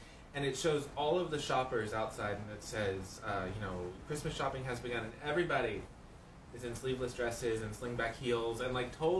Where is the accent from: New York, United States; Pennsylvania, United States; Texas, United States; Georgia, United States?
Georgia, United States; Atlanta; I'm from Atlanta, multiple decades